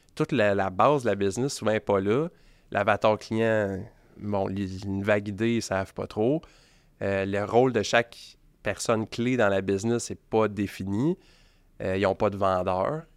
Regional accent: Beloeil, Quebec, Canada; 37 ans, euh, j'ai grandi à Belleuil

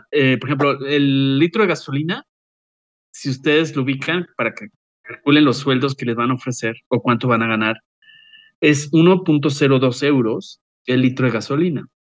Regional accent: Mexico; Soy mexicano, lo claro, porque ya sé que me van a llover tomates.

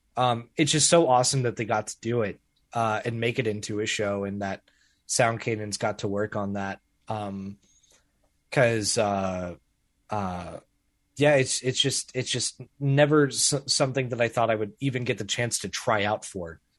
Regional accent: Springfield, Missouri, United States; I'm just in the middle of, of Springfield, Missouri

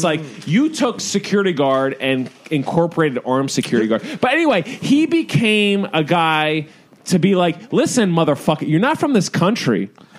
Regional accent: United States; You know what I am? I'm an American. And that doesn't mean I'm better than from Pakistan, even though I am.

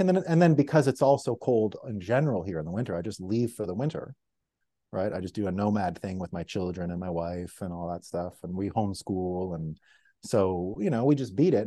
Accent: Montreal, Quebec, Canada; my city where I grew up, Montreal

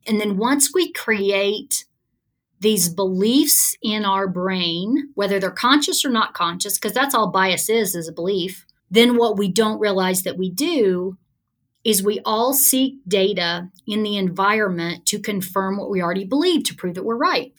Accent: Alabama, United States; growing up in Alabama

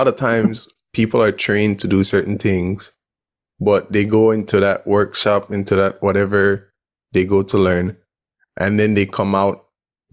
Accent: Belize; growing up in Belize

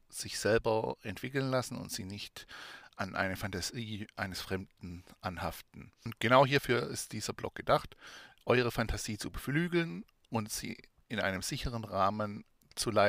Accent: Baden-Württemberg, Germany; accent: Swabian; now in Thuringia, Germany; habe ich einen schwäbischen Dialekt, lebe allerdings seit mehreren Jahren in Thüringen. Meinen Dialekt werde ich trotzdem nicht loswerden, da wir Schwaben bekanntlich alles können außer Hochdeutsch.

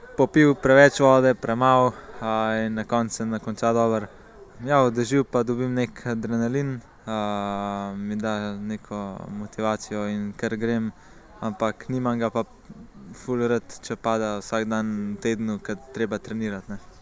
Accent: Komenda, Slovenia; prihajam iz Komende

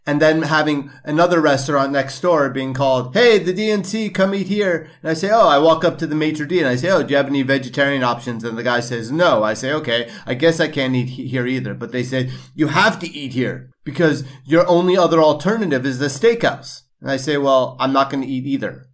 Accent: New York, United States; growing up in New York

